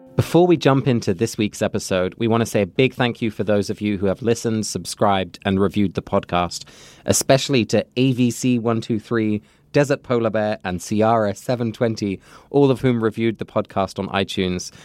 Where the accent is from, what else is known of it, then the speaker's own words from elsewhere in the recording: England, United Kingdom; moved away; I grew up in England